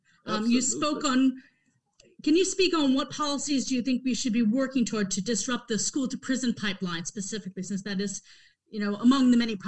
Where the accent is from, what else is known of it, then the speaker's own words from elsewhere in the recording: Wilmington, Delaware, United States; my hometown of Wilmington